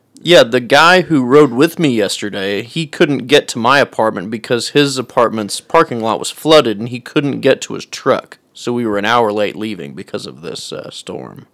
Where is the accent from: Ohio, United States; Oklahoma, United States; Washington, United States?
Oklahoma, United States; Edmond; I grew up in Edmond. I wouldn't want to go to UCO because of that, just because I grew up in Edmond.